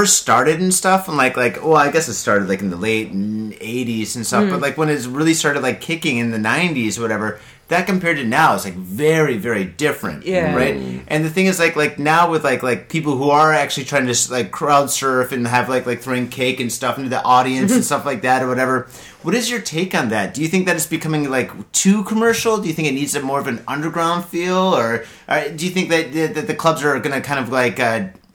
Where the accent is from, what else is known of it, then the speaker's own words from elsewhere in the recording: Detroit, Michigan, United States; now in Japan; I'm from Detroit